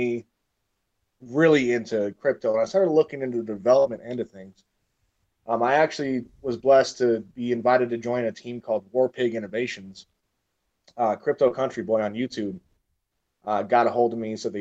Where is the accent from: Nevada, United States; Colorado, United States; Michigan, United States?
Michigan, United States; I grew up in Michigan